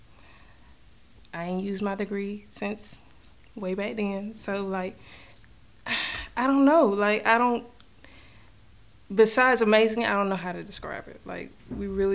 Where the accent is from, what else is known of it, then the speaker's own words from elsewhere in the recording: North Carolina, United States; born and raised in North Carolina, basically grew up watching my mom do this from working at church